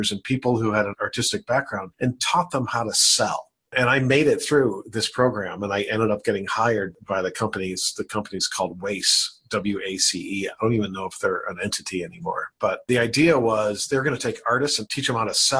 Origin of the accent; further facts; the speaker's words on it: Elmhurst, Illinois, United States; moved away as an adult; also born or lived in Carbondale, Illinois; I grew up in Elmhurst, Illinois, in a pretty wealthy suburb